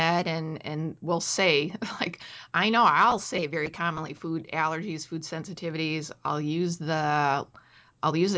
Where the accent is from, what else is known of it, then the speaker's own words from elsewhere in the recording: Chicago, Illinois, United States; I'm from Chicago